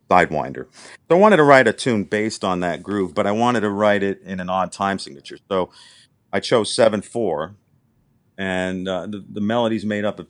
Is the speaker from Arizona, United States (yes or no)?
no; Wilkes-Barre, Pennsylvania, United States; moved away as an adult; now in Annapolis, United States; I went to this very small liberal arts school in my hometown in Wilkes-Barre, Pennsylvania